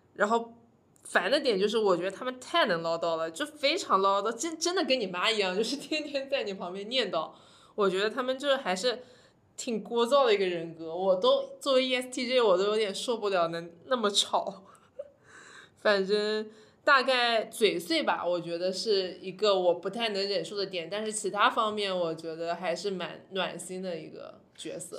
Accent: Hangzhou, Zhejiang, China; 作为杭州人

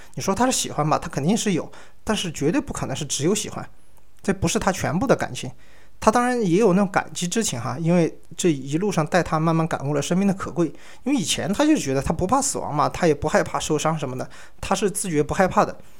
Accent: Sichuan, China; 我也是来自，呃，四川嘛

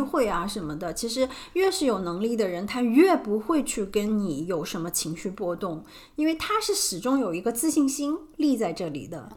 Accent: China; 我们中国人

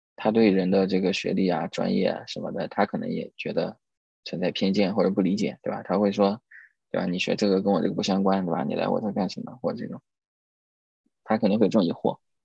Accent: Suzhou, Jiangsu, China; 因为我也苏州人

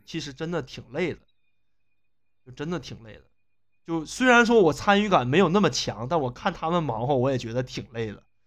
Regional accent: China; 我们中国人传，传统观念不就在这儿吗

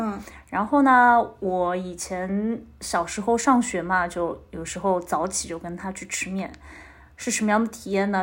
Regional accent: Shanghai, China; 是从小在老城乡长大的嘛，我是

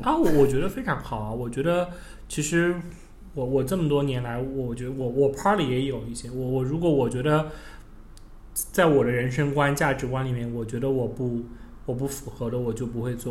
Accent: Tianchang, Anhui, China; moved away as an adult; now in Shanghai, China; 我算是出生在一个十八线城市，呃，叫安徽天长，非常小的一个城市，然后我在那儿度过了人生的十八年

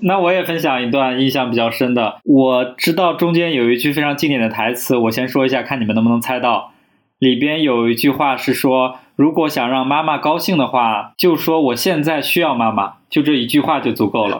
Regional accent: northern China, China; moved away; 我们北方

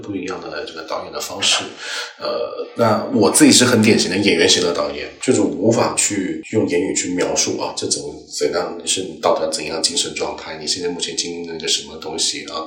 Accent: Pearl River Delta, Guangdong, China; first language Cantonese; Chinese is a second language; 因为我是珠三角长大的，就我距离香港那边也很近

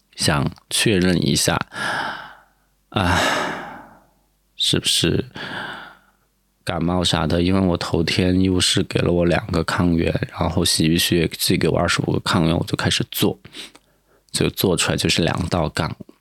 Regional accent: Sichuan, China; now in Sanya, China; 毕竟我也是个四川人，我就觉得感冒就应该去吃火锅

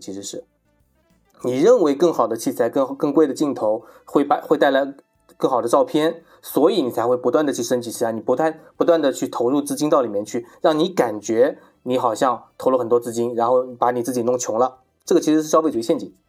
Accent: China; 我们中国人

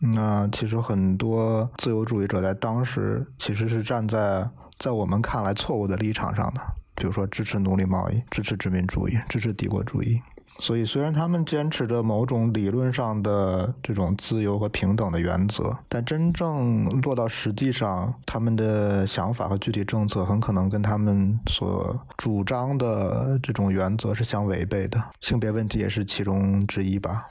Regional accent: Beijing, China; moved away as an adult; now in Oxford, United Kingdom; 从小是在北京这样的大城市，一个很优越的环境当中长大的

